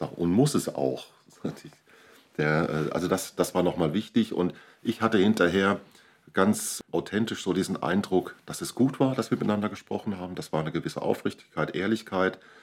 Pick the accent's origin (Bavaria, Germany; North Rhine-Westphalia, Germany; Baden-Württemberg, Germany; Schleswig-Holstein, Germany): North Rhine-Westphalia, Germany; Borchen; Also, ich komme aus Borchen, lebe dort in einer Kinder- und Jugendhilfeeinrichtung